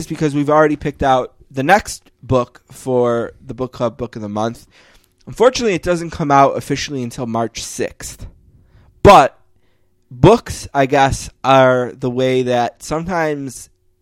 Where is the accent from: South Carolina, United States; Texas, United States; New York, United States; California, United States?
New York, United States; Western; we're from Western New York